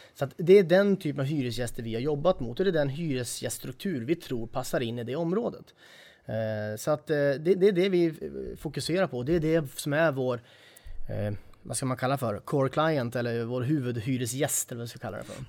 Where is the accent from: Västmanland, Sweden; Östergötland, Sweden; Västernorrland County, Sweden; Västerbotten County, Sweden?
Västernorrland County, Sweden; Sundsvall; jag är eh, en sann norrlänning, född och uppvuxen i Sundsvall